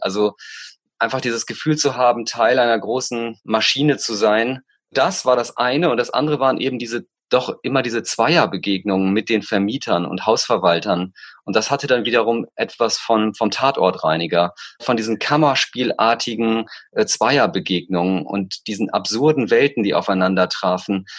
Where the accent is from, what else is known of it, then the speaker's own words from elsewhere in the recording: East Frisia, Lower Saxony, Germany; moved away as an adult; now in Berlin, Germany; in Ostfriesland, wo ich herkomme, was meine Heimat ist, mein Ursprungsort, mein Herkunftsort